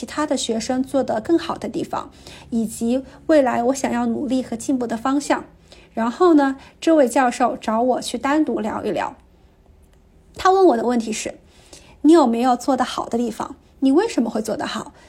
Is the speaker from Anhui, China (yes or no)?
yes; a small county town in Anhui, China; now in Vancouver, Canada; 我来自安徽的一个小县城，目前生活和工作在加拿大温哥华。